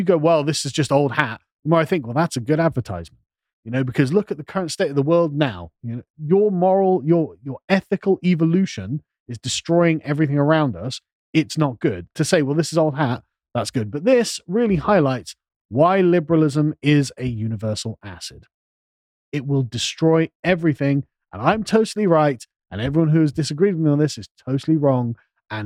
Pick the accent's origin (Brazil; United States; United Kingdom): United Kingdom; England; I'm an Englishman